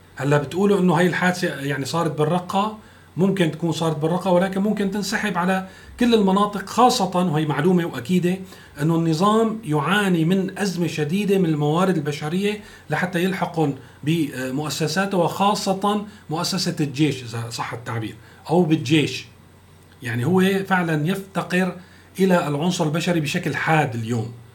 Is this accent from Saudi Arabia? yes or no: no; Syria; نحن كسوريين